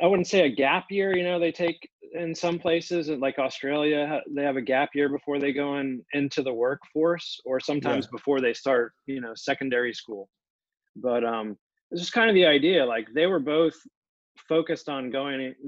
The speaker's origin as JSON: {"language": "English", "town": "Pensacola", "region": "Florida", "country": "United States", "tie": "born or raised there", "also_born_or_lived": "Jacksonville, Florida", "said": "I grew up in Pensacola on the Gulf of Mexico"}